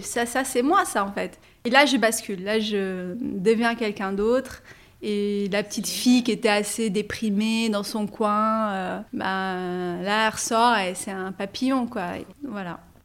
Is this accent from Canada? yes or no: no; Paris, Île-de-France, France; also born or lived in Nabeul, Tunisia; je suis donc française d'origine tunisienne, je suis née à, à Paris. J'ai pas aimé mon enfance à Paris